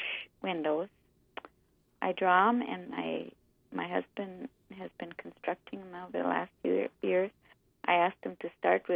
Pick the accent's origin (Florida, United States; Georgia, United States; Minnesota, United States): Minnesota, United States; Goodrich; also born or lived in Thief River Falls, Minnesota; I was born in Thief River. I was raised in Goodrich